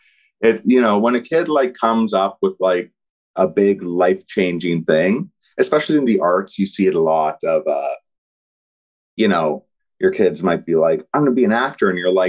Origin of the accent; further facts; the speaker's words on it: Ottawa, Ontario, Canada; I grew up in Ottawa for the most part.